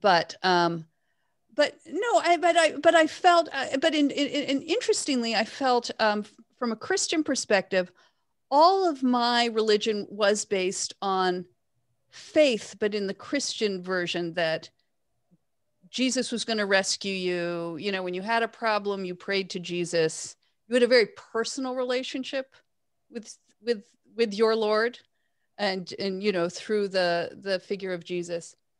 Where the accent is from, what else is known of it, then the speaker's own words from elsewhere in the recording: Toronto, Ontario, Canada; I grew up in Toronto